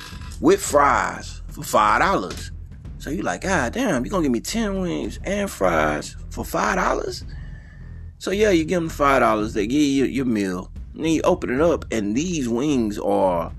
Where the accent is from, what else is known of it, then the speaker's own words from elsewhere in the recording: Houston, Texas, United States; now in Atlanta, United States; Growing up in Houston, Texas